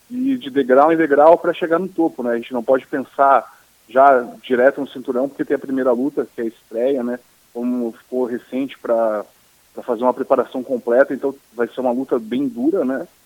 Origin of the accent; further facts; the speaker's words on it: Porto Alegre, Rio Grande do Sul, Brazil; now in Florianópolis, Brazil; eu nasci em Porto Alegre mesmo, né, no Mãe de Deus, então pode, ser, pode ter certeza que é mais um gaúcho lá no UFC